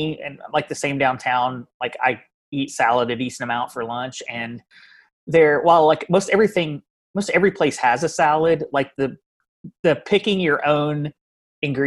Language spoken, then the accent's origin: English; Louisville, Kentucky, United States; we're from Louisville.